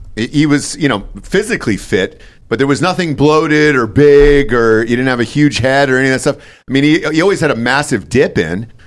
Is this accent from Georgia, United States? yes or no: yes; Atlanta, Georgia, United States; moved away; also born or lived in Los Angeles; I'm from Atlanta, obviously a huge Braves fan, uh, moved to Los Angeles